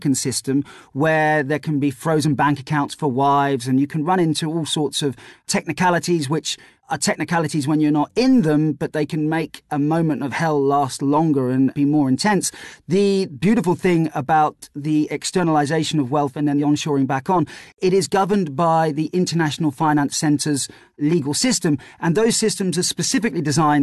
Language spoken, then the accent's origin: English; Jersey; I'm from an island called Jersey